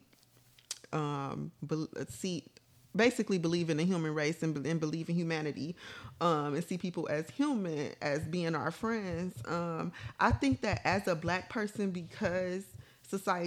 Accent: Detroit, Michigan, United States; growing up on the East Side

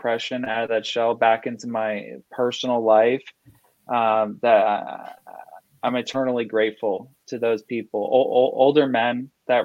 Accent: Fort Lauderdale, Florida, United States; I'm from Southeast Florida, from the Fort Lauderdale area

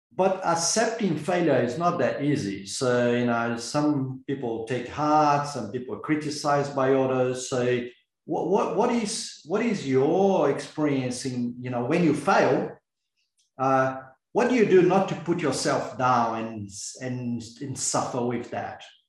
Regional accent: Brazil; moved away; I'm originally from Brazil

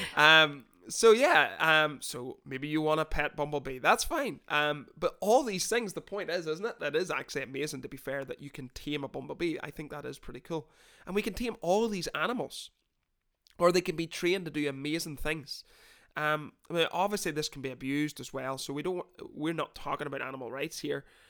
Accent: Northern Ireland, United Kingdom; I'm not from Newcastle, sorry, quick note, from Northern Ireland.

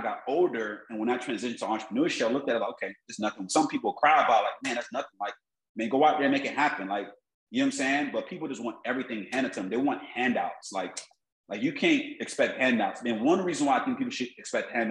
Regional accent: Miami, Florida, United States; I grew up in Miami, South Florida

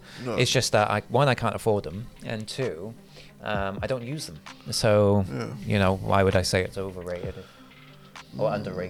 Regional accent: Somerset, South West England, United Kingdom; now in Cardiff, United Kingdom

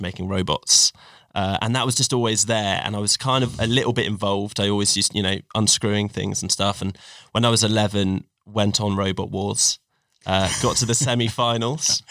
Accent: Cornwall, South West England, United Kingdom; also born or lived in Sheffield; grew up in Cornwall

